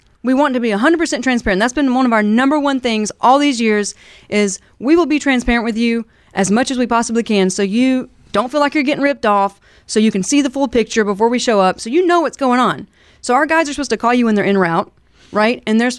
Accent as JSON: {"language": "English", "region": "Alabama", "country": "United States", "tie": "born or raised there", "lives_now": "Kansas City, United States", "said": "I'm not originally from Kansas City. {S0} Mm-hmm. {S1} I grew up in Alabama in the South."}